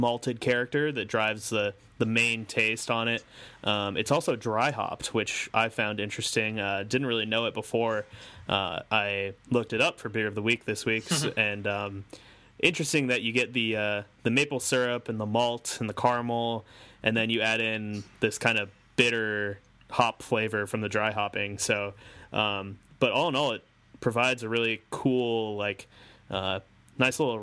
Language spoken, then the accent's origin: English; United States; I'm an American